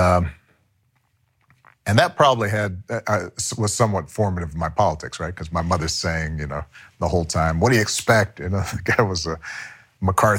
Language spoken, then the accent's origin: English; Hawaii, United States; moved away; where I am is paradise in Hawaii